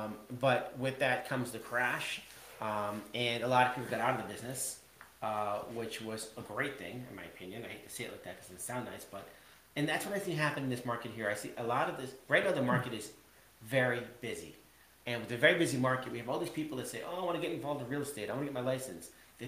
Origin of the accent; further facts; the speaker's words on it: Long Island, New York, United States; now in Connecticut, United States; So we are from Long Island, and we are in Connecticut